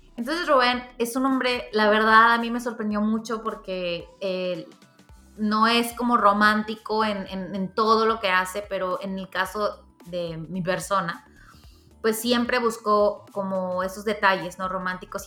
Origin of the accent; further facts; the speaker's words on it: Mexico; como buena mexicana de barrio